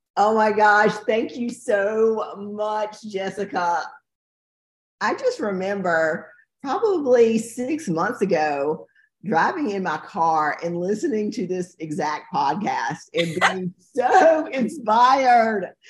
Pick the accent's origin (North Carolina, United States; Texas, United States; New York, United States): North Carolina, United States; Fairmont; We're from Fairmont, which is a really small town